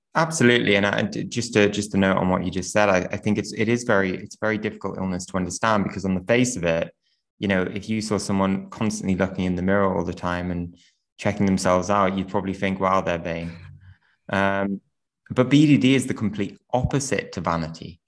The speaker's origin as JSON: {"language": "English", "town": "Newcastle upon Tyne", "region": "North East England", "country": "United Kingdom", "tie": "born or raised there", "said": "I grew up in in Newcastle"}